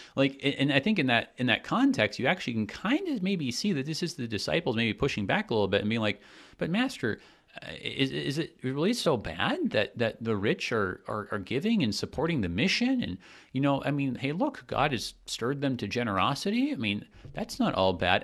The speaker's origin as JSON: {"language": "English", "country": "United States", "said": "as an American myself"}